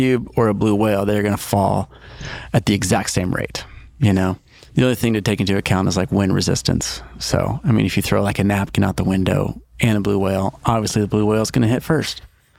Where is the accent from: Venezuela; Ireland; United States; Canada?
United States; Stillwater, Oklahoma; I'm from Stillwater, Oklahoma.